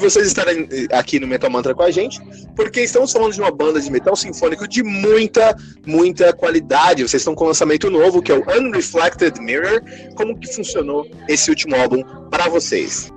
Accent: São Paulo, Brazil; also born or lived in Florianópolis; Eu sou aqui de São Paulo

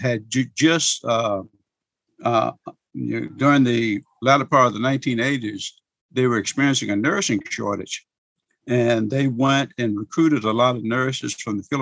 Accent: Wynne, Arkansas, United States; also born or lived in Little Rock, Arkansas; I was born in 1950 in Cross County, Arkansas. It's over in the eastern part of the state in Wynne, a little small town called Wynne.

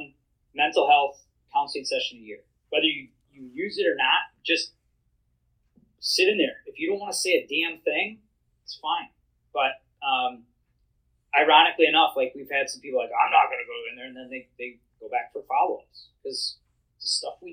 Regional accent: Wisconsin, United States; I'm from Wisconsin. I have to say that. It's in my blood

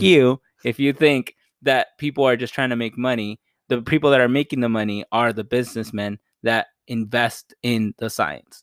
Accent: United States

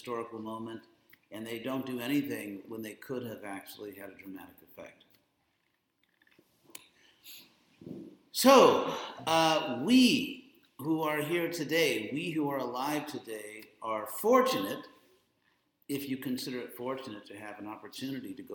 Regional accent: Southern California, United States; I am from Southern California

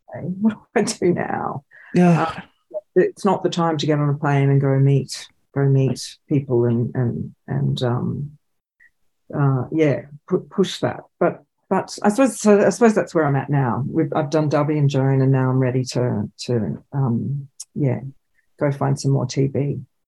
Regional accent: Australia; as Australian filmmakers

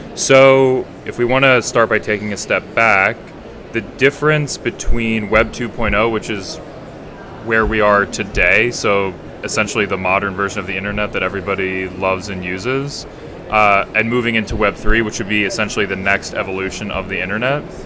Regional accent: United States; I'm from the United States

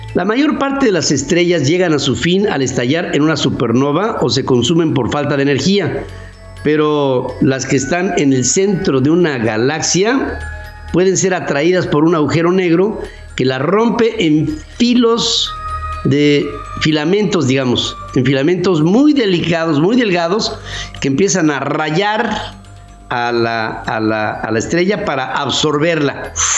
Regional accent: Mexico; producidos en nuestro país

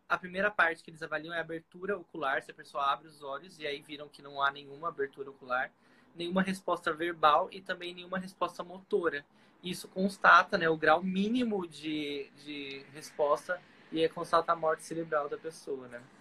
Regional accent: Paulista, São Paulo, Brazil; E eu sou paulista, morei em São Paulo também.

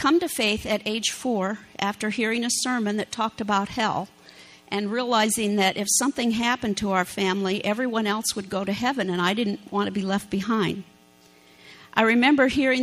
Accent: Iowa, United States; moved away as an adult; also born or lived in Clinton, Iowa / Mount Ayr, Iowa / Ohio; We're natives of Iowa, recently moved back from Ohio, so it's nice to be back in Hawkeye country

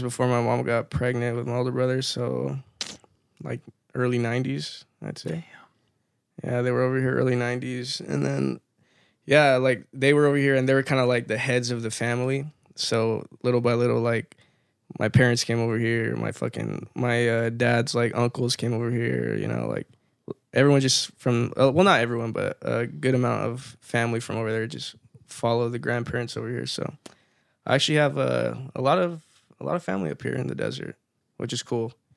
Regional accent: Victorville, California, United States; first language Spanish; English is a second language; also born or lived in Apple Valley; growing up in Victorville too, I was surrounded by a lot of Chicano kids too

